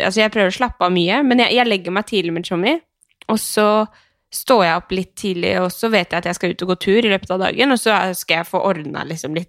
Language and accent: Norwegian; Skien, Telemark, Norway; jeg er jo fra Skien